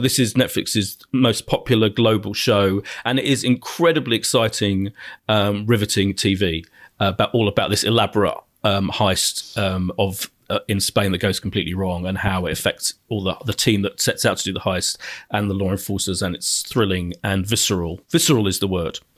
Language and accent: English; Ilford, London, United Kingdom; born or raised there; also born or lived in Clapton, London